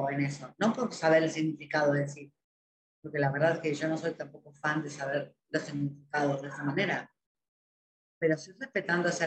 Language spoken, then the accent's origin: Spanish; Spain; Yo soy español.